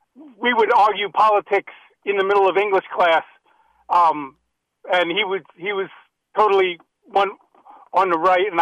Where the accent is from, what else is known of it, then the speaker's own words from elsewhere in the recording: Lewisboro, New York, United States; Lewisboro, New York.